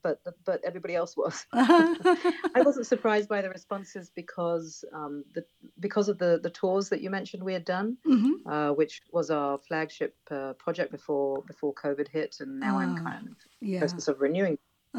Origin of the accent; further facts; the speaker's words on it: United Kingdom; now in Israel; And I'm choosing to live here. My husband's American. I'm British.